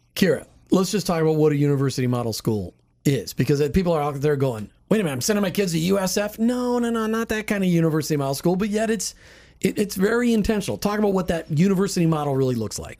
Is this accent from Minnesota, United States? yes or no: yes; Minnesota, United States; now in Saint Petersburg, United States; I grew up in Minnesota where the schools were fantastic